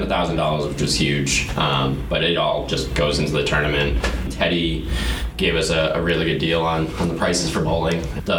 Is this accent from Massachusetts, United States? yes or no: yes; Revere, Massachusetts, United States; now in Kingston, United States; Well, I'm not from New Hampshire, but I moved up there. From Revere.